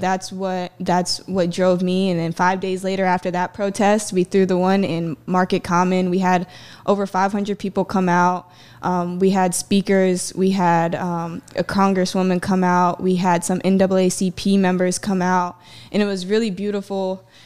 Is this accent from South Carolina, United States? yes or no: yes; Myrtle Beach, South Carolina, United States; I grew up here in, uh, Myrtle Beach.